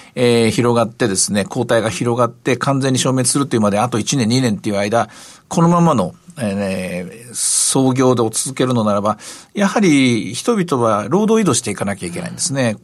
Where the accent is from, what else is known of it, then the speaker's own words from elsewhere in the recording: Osaka, Japan; 私の出身の大阪